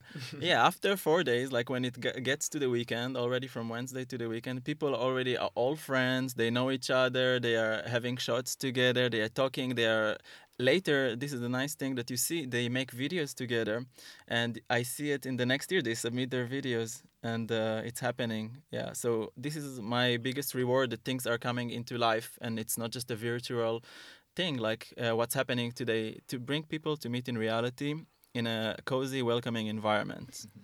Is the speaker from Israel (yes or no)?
yes; Haifa, Haifa District, Israel; moved away as an adult; now in Berlin, Germany; I'm from Haifa in Israel